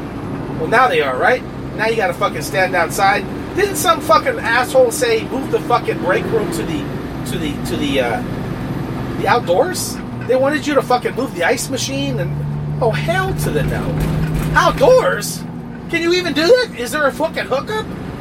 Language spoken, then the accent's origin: English; Brooklyn, New York, United States; also born or lived in New Jersey / California; Anyways, Brooklyn, what's up? Shout out. And, okay, I grew up in Brooklyn, I moved to Jersey, and then I moved to fucking Cali.